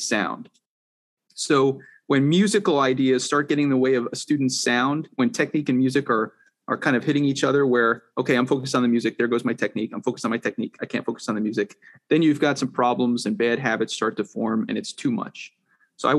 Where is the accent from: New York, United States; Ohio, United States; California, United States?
New York, United States; Stony Point; also born or lived in Orange County, New York; now in Rochester, United States; I grew up in Stony Point, New York, a little outside, like Nyack, I guess.